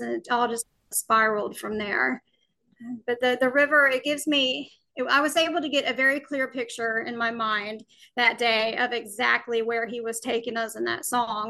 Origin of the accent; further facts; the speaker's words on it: Alabama, United States; I was born and raised in Alabama